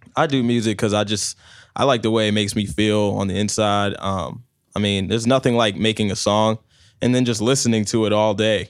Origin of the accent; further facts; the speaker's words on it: New Jersey, United States; now in Tampa, United States; I was born in Jersey, and I came here post 9-11, so I've been here for like 15 years now